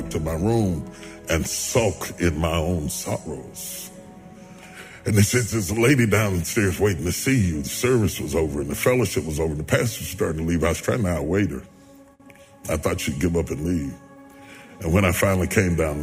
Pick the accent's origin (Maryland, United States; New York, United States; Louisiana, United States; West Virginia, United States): West Virginia, United States; I'm a country boy. I'm from West Virginia